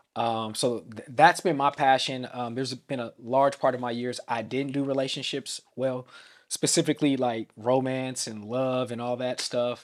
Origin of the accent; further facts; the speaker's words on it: Vallejo, California, United States; I'm from the Bay Area of Vallejo, California